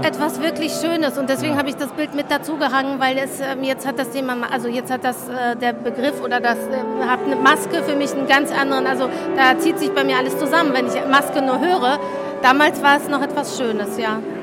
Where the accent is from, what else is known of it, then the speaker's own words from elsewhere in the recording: Poland; also born or lived in Ruhr area, Germany; now in Germany; Ich komme aus Polen gebürtig